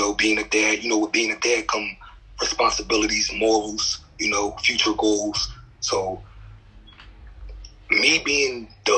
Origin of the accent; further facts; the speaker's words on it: Philadelphia, Pennsylvania, United States; I'm from West Philly, but I was, raised up North Philly